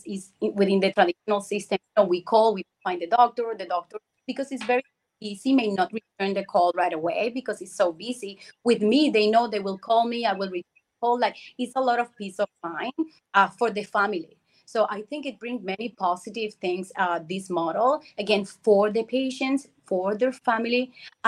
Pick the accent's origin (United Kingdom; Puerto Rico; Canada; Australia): Puerto Rico; moved away as an adult; I was born and grew in Puerto Rico. I left many years ago, over 22 years ago.